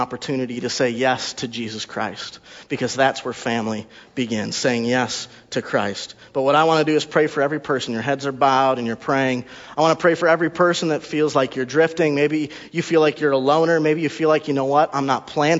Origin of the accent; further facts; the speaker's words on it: Wisconsin, United States; also born or lived in Texas; we're from Wisconsin